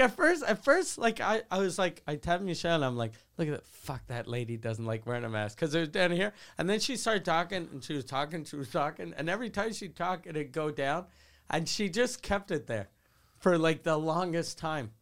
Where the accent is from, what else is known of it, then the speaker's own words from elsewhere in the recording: Quebec City, Quebec, Canada; since I grew up in Quebec City